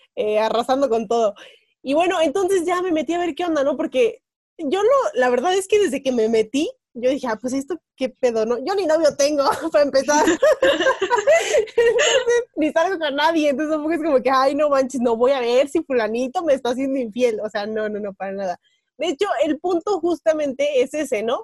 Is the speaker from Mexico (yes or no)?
yes; Tequisquiapan, Querétaro, Mexico; en mi pueblo, o sea, en Tequi, San Juan